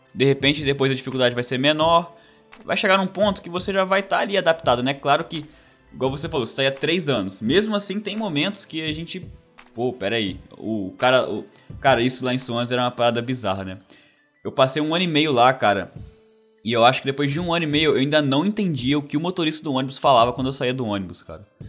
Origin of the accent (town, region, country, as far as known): Brazil; moved away as an adult; also born or lived in Wales / Canada; now in Australia